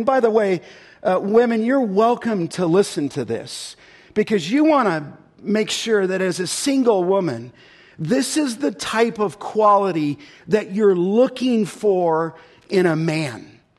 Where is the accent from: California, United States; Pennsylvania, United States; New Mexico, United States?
California, United States; And I became first name basis with orthopedic surgeons where I grew up in California.